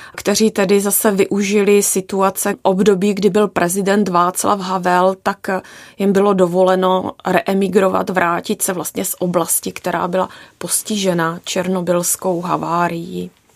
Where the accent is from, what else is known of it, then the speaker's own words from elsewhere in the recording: Haná, South Moravian Region, Czechia; já pocházím z Hané, z Jižní Moravy